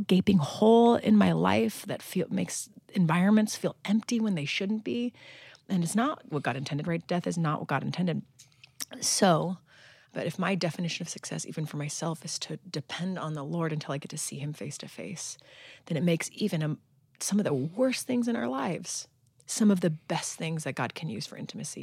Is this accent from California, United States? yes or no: yes; Long Beach, California, United States; small enough church in my hometown, Arboroath Church in Long Beach, California